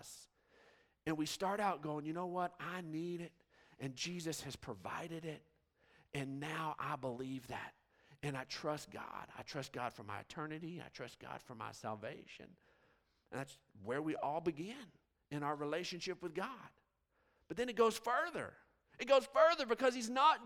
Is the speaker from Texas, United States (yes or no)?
yes; Odessa, Texas, United States; Growing up in West Texas, I mean, you just see forever. I mean, Odessa is just flat, flat, flat